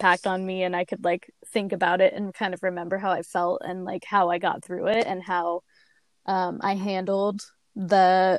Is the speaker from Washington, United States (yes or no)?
no; California, United States; we're from California.